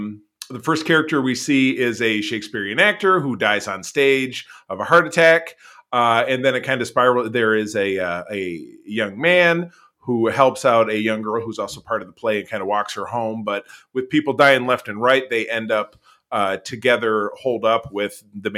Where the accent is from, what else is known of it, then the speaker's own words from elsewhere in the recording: Grosse Pointe, Michigan, United States; My hometown homeboy, Grosse Pointe, Michigan.